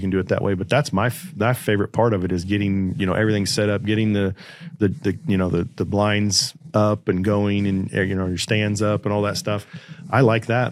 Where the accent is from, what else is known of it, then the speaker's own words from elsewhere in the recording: Kansas, United States; moved away as an adult; also born or lived in Arizona; I had a buddy here in my hometown that was a pilot